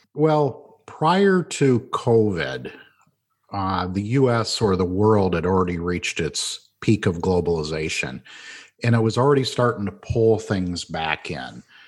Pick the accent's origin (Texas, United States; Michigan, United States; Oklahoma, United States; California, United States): Michigan, United States; Flint; I grew up in Flint, Michigan, watched the demise of the automotive industry